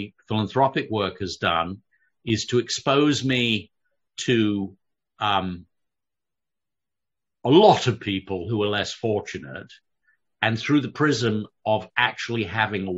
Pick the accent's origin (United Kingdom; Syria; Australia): United Kingdom; London; I grew up in London